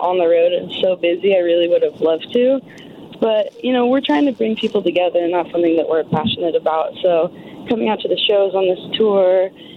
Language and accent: English; Seattle, Washington, United States; when I was 8, we moved out to Seattle